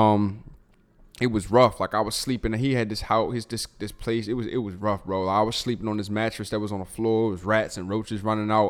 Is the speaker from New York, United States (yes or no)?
no; Baltimore, Maryland, United States; now in Texas, United States; Growing up in Baltimore